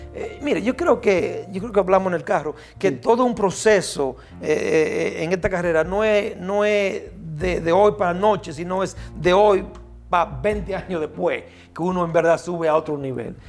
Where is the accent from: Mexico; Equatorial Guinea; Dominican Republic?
Dominican Republic; Baitoa, Santiago; nací en Baitoa, Santiago.